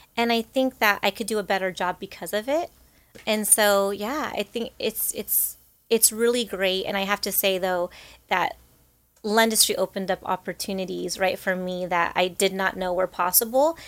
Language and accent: English; Rancho Cucamonga, California, United States; I grew up in Rancho Cucamonga